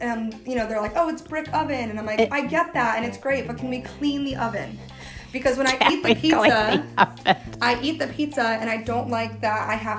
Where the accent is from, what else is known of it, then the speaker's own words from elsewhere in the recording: New Haven County, Connecticut, United States; Yeah, like, I'm not from Fairfield, Litchfield County. I was like, I'm from New Haven County.